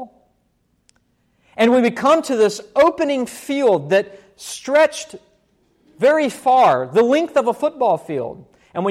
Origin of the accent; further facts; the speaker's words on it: West Virginia, United States; When I was a little boy growing up in West Virginia